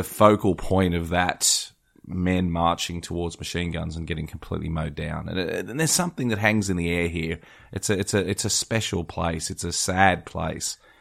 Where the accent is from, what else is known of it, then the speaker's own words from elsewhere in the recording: Australia; I certainly see that as an Australian